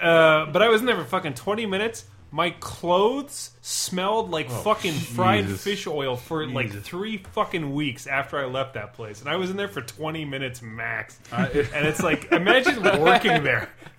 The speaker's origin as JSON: {"language": "English", "town": "Pinole", "region": "California", "country": "United States", "tie": "born or raised there", "said": "I grew up in Pinole, which is, mm-hmm, kind of, like, outside of the Bay Area."}